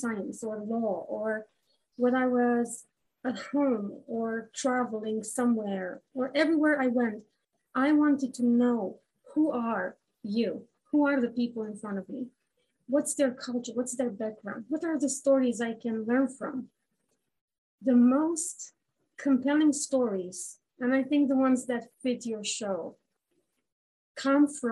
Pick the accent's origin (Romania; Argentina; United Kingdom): Romania; moved away as an adult; now in Canada; I come from Romania